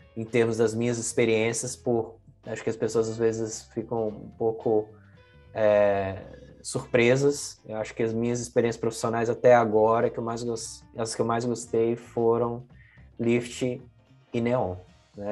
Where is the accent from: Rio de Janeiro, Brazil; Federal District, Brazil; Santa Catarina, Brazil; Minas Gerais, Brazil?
Minas Gerais, Brazil; Belo Horizonte; moved away as an adult; now in San Francisco, United States; Eu sou original de Belo Horizonte, é, me mudei e aí foi direto, tá? Não passei por São Paulo nem nada, direto de Belo Horizonte para São Francisco